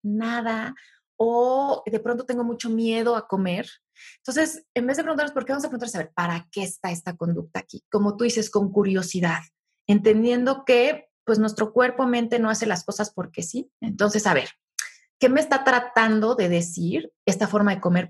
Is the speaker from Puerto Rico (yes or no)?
no; Mexico; yo como mexicano